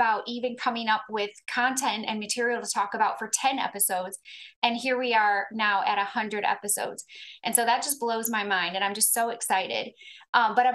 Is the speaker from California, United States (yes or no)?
no; Clarksville, Tennessee, United States; here in my hometown